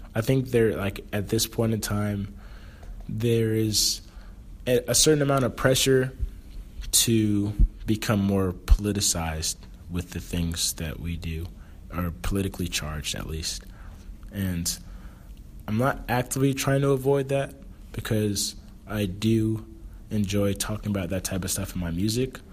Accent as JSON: {"language": "English", "region": "South Florida", "country": "United States", "moved": "as an adult", "lives_now": "Chicago, United States", "said": "I'm from South Florida"}